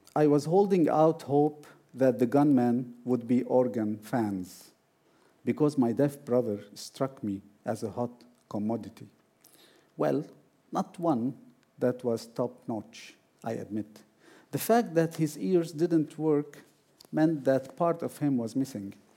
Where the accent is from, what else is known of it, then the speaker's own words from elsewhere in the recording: Beirut, Beirut Governorate, Lebanon; moved away as an adult; now in Iceland; after I moved from Beirut to Iceland in 2011